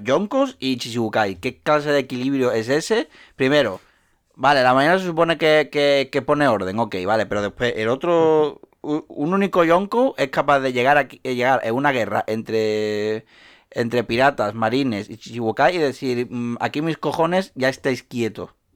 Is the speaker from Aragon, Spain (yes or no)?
no; Seville, Andalusia, Spain; soy de Sevilla